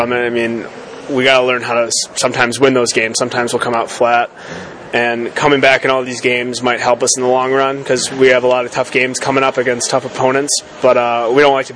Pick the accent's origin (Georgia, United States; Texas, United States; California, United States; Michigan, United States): Michigan, United States; I'm from Michigan